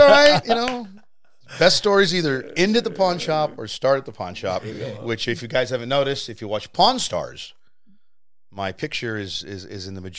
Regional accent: San Antonio, Texas, United States; moved away; Born and raised in San Antonio, Texas.

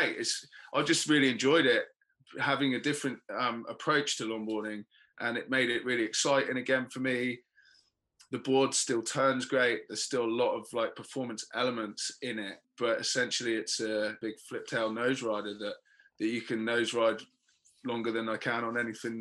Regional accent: England, United Kingdom; being the English guy

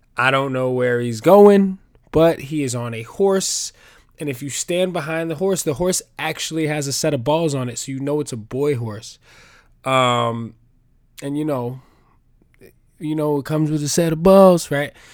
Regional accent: New York, United States; I'm a New Yorker

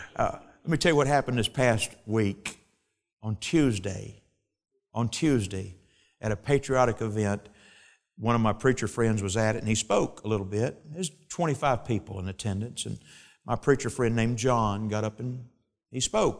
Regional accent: United States; I'm an American

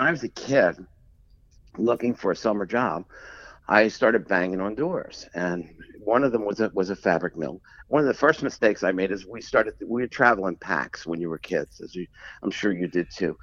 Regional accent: Philadelphia, Pennsylvania, United States; I grew up in Philadelphia, um, not far from where the Rocky movie was filmed

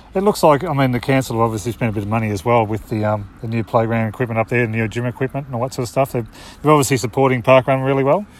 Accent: Portland, Victoria, Australia; I'm from Portland

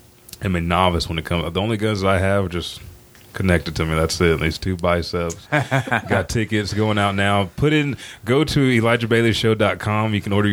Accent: Anadarko, Oklahoma, United States; where I grew up in Anadarko.

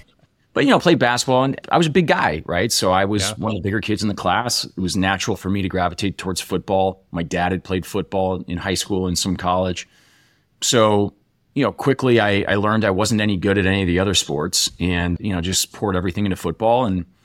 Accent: Iowa, United States; also born or lived in Nebraska / Texas / Europe / Illinois; So I was born in Nebraska. We moved to Texas. We lived in Europe for a few years, Illinois. We ended up settling in Iowa for junior high and high school for me

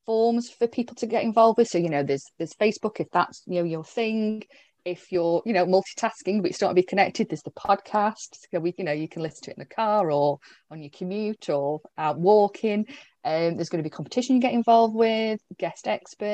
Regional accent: Staffordshire, West Midlands, United Kingdom; I'm up in this sort of little corner of the UK, originally from Staffordshire, but I didn't move too far.

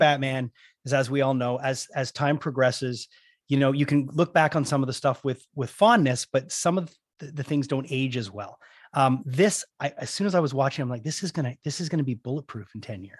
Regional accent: Canada; I'm from Canada

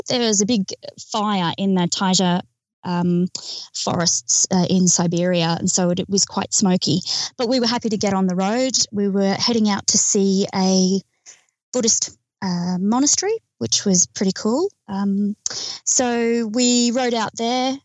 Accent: Australia; We're from Australia.

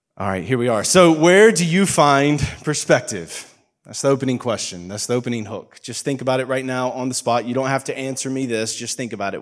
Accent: United States; moved away; I'm very obviously from America

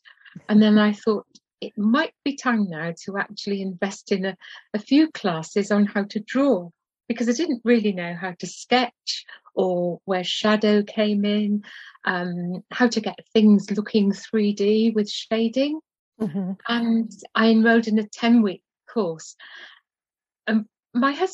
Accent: Cardiff, Wales, United Kingdom; my hometown in Cardiff

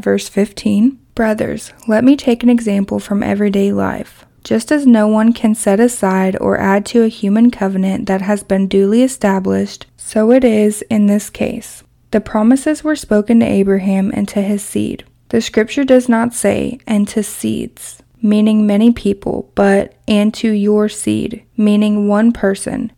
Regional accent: Kentucky, United States; my hometown in Kentucky

